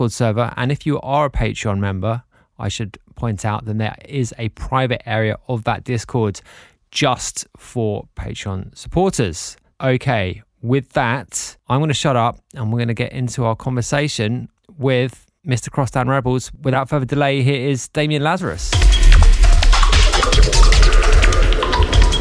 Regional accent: London, United Kingdom; moved away; I was born in London too, but my mother's side of the family are all Irish

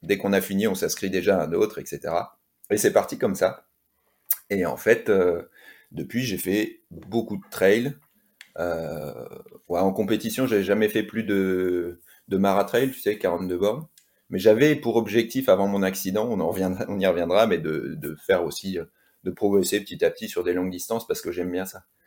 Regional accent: Lille, Hauts-de-France, France; moved away as an adult; also born or lived in Toulouse / La Réunion; now in Courchevel, France; à l'origine, je viens du Nord, donc j'ai grandi à Lille

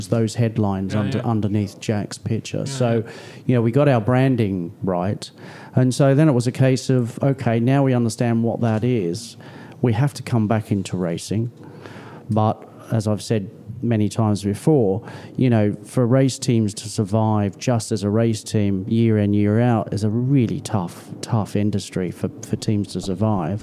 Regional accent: Australia; now in United Kingdom; I was born here. I was raised in Australia. I've spent more time here in the UK. I've travelled the world

